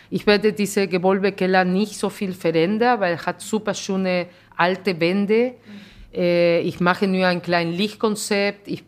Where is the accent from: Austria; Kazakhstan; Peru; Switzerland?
Peru; now in Germany; Ich bin Peruanerin, aber ich bin Deutsche und ich bin alles.